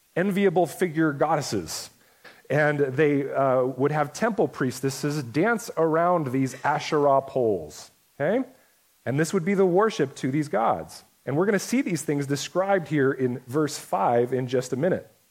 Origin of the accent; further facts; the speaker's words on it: United States; most of us as American Christians